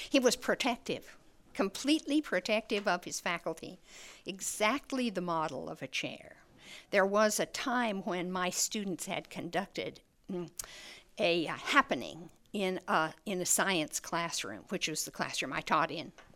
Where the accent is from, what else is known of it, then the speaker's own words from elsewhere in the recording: New Mexico, United States; growing up in New Mexico is, is, uh, an education in color